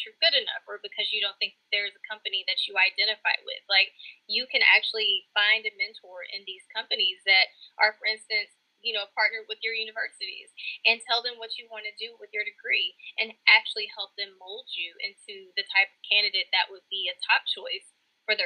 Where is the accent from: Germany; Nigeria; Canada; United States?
United States; Texarkana, Texas; also born or lived in Lewisville, Arkansas / Fayetteville, Arkansas / Knoxville, Tennessee; I am originally from Louisville, Arkansas. Grew up most of my life in Texarkana, Texas